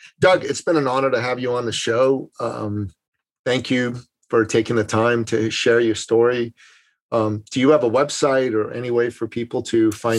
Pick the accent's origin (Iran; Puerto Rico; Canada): Iran; Tehran, Tehran Province; moved away; I was born in Tehran, and I lived in Tehran all my life. Yeah, yeah. My father's family is from Qazvin, and my mother's family is from Mashhad.